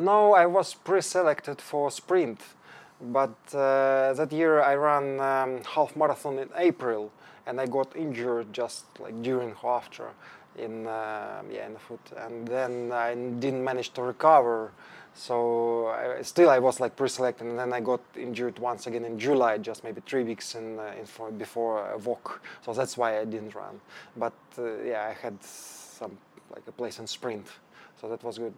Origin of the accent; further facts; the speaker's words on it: Ukraine; English is a second language; moved away as an adult; also born or lived in Denmark; now in Stockholm, Sweden; I'm from Ukraine.